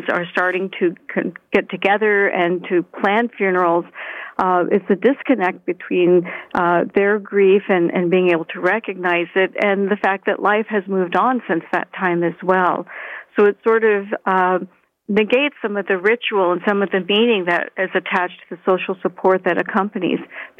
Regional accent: Florida, United States; now in Canada; I'm originally from Florida

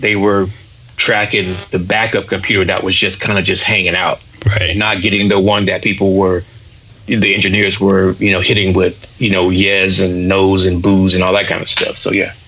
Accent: Augusta, Georgia, United States; also born or lived in South Carolina; now in Atlanta, United States; I was raised in Augusta, I'm going to rep Georgia

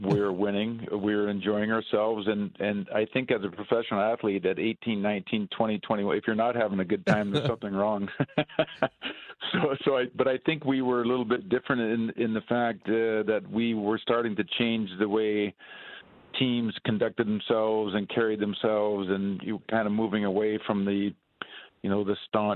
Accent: Edmonton, Alberta, Canada; my hometown, Edmonton

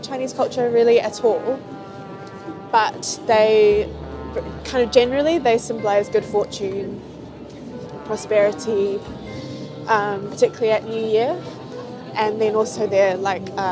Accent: New Zealand; I grew up in New Zealand

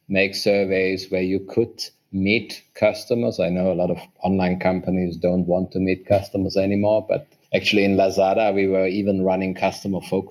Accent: Germany; moved away as an adult; now in Vietnam; I'm originally from Germany. Since 8 years, I'm in Vietnam

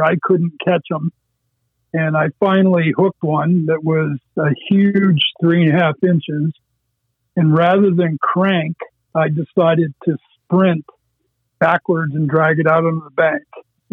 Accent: Erie County, Pennsylvania, United States; I grew up in Erie County on a little farm pond that was dug along Interstate 90

